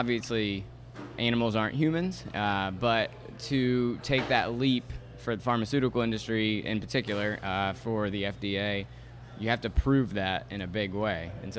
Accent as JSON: {"language": "English", "area": "North Shore", "region": "Louisiana", "country": "United States", "said": "I'm originally from the North Shore."}